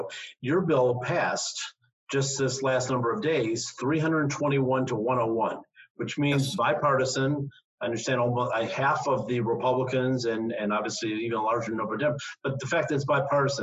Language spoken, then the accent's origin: English; Florida, United States; I'm from Florida